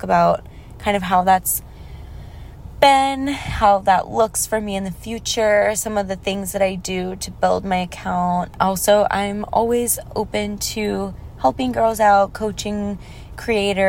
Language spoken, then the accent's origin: English; Texas, United States; now in Los Angeles, United States; growing up in Texas